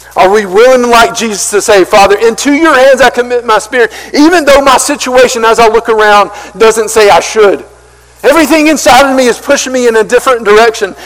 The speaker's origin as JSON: {"language": "English", "town": "Marion", "country": "United States", "said": "I'm from Marion. I'm from a country, small country town"}